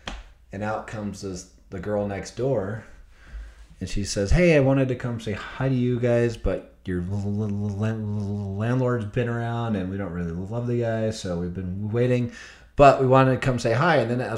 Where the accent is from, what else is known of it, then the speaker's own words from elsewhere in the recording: Stansbury Park, Utah, United States; no, we don't claim Tooele. We're from Stansbury Park, which is Tooele County.